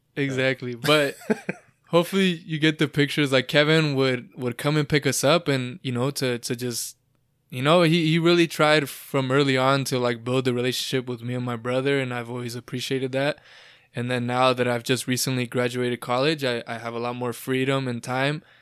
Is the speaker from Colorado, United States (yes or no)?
no; Lake Elsinore, California, United States; I grew up in Lake Elsinore